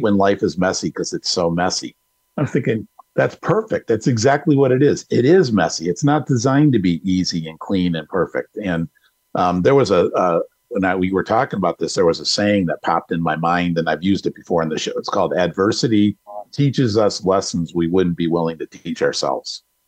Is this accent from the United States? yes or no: yes; Detroit, Michigan, United States; moved away as an adult; now in Arizona, United States; I'm from Detroit. I've lived there my whole life, um, except for the time I'm here in Arizona